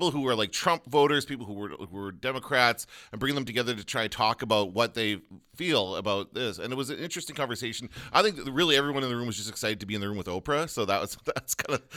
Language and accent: English; Canada; we're Canadian.